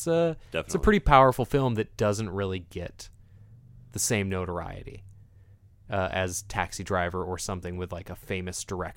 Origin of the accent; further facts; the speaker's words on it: Portland, Oregon, United States; I grew up in Portland, so I didn't have like a mega support circle there.